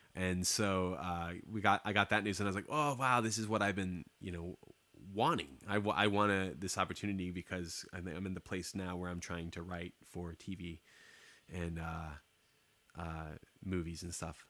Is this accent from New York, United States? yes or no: no; Durant, Oklahoma, United States; moved away; I'm from Durant